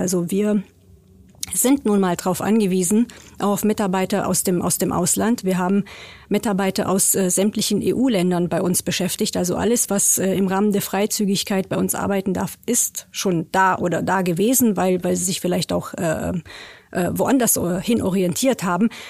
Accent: Romania; now in Germany; Ich komme aus Rumänien

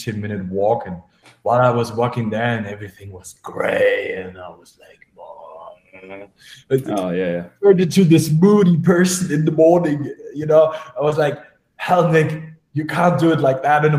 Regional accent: Germany; now in Vienna, Austria; as I live in Vienna, I'm originally from Germany

